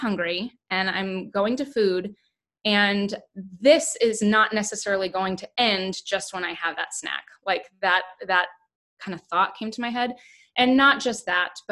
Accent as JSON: {"language": "English", "region": "the Bible Belt", "country": "United States", "tie": "born or raised there", "said": "we were raised in the Bible Belt"}